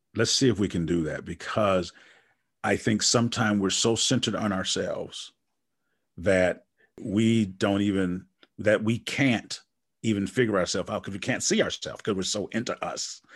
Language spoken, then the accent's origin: English; Wisconsin, United States; I'm from Wisconsin